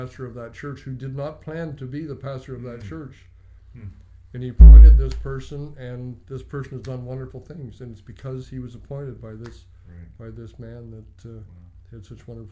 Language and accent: English; Canada; I was born in Canada. I've grown up in Canada